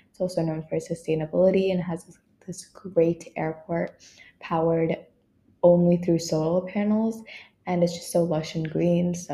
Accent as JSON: {"language": "English", "region": "Kerala", "country": "India", "first_language": "Malayalam", "second_language": "English", "lives_now": "United Arab Emirates", "said": "I love hearing my mother tongue on the streets and finding another Malayali everywhere I go"}